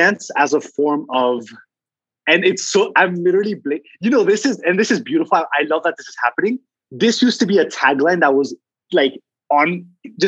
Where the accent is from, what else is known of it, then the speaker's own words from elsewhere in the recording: Colombia; also born or lived in United States; now in Nairobi, Kenya; I am Colombian. I'm born in Colombia, but I, through naturalization, became an American citizen.